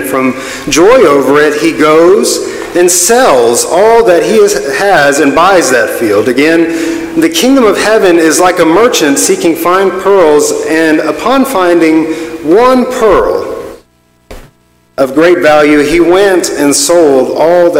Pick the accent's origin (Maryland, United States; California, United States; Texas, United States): Texas, United States; Lubbock; I was born in Lubbock, Texas